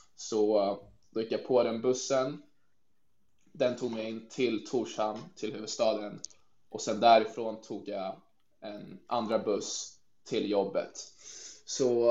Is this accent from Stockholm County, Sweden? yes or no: yes; Stockholm, Stockholm County, Sweden; moved away as an adult; also born or lived in Norrköping / Barcelona; now in Faroe Islands; är född i Norrköping men har bott hela mitt liv nästan i Stockholm i Sverige